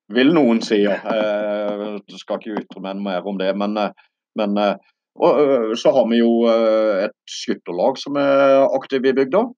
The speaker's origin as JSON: {"language": "Norwegian", "town": "Birkenes", "region": "Agder", "country": "Norway", "said": "Birkenes kommune, der jeg kommer fra"}